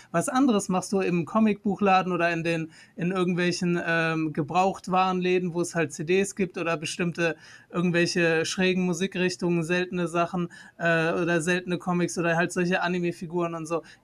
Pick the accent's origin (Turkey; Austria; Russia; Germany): Turkey; wenn ich da reingehe, ich bin Türke, denken Sie, dass ich die ausrauben möchte?